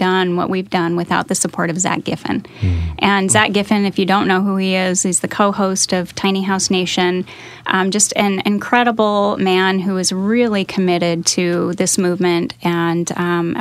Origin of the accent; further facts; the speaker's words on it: Seattle, Washington, United States; moved away as an adult; also born or lived in Oregon / California; So I grew up in the Northwest, and I'm a Seattle girl, and lived in Oregon for a long time.